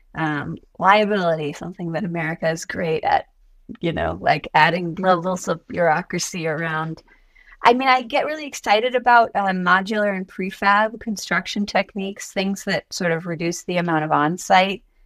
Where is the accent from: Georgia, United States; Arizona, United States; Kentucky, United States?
Georgia, United States; Atlanta; I'm from Atlanta.